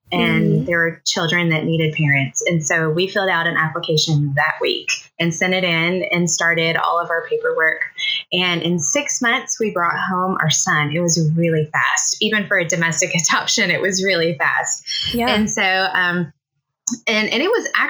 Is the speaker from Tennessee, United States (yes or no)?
yes; Tennessee, United States; moved away as an adult; also born or lived in Southeast Missouri; now in Missouri, United States; I live in Southeast Missouri. We've been here a little over 12 years. We're originally from Tennessee, though. We're transplants